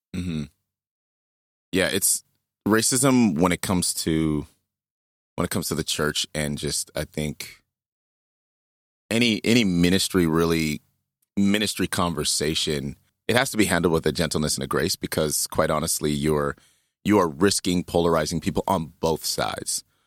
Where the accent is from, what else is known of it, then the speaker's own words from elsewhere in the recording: Saskatchewan, Canada; Growing up in, in Saskatchewan